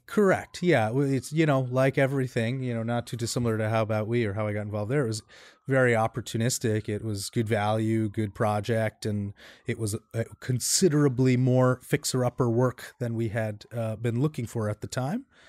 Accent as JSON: {"language": "English", "town": "New York City", "region": "New York", "country": "United States", "tie": "born or raised there", "said": "I grew up in Queens. I'm a New York native."}